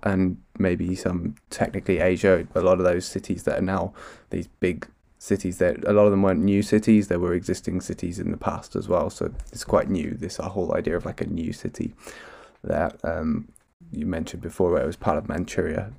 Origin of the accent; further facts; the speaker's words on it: United Kingdom; as a Brit.